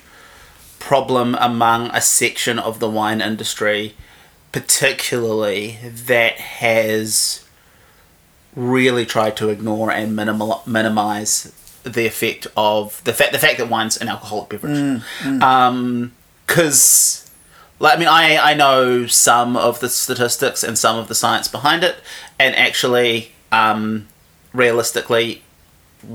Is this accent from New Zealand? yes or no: yes; Havelock North, Hawke's Bay, New Zealand; moved away as an adult; now in Wellington, New Zealand; I grew up in Hawke's Bay, basically lived there till I was 18, and then came to Wellington to go to university.